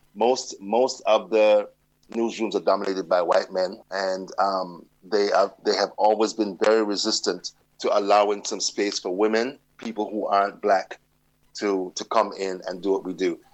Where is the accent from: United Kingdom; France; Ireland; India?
United Kingdom; London; born or raised there; now in United States